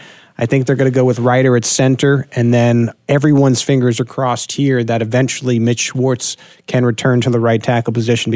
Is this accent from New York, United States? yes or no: yes; New York, United States; accent: New York; moved away; I'm from New York, so you're going to hear an accent here.